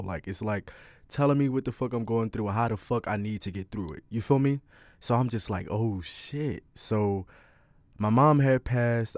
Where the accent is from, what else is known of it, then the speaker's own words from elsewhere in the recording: Philadelphia, Pennsylvania, United States; I'm twenty, I'm from Philly